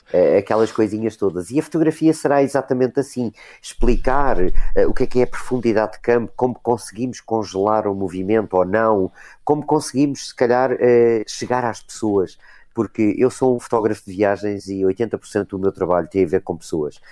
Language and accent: Portuguese; Portugal; nós como portugueses